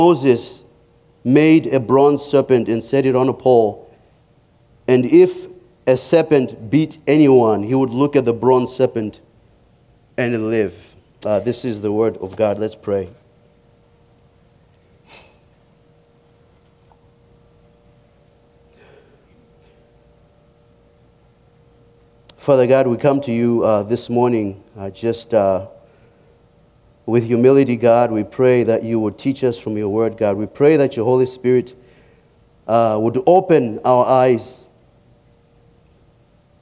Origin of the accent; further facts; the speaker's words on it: Zimbabwe; moved away as an adult; growing up in Africa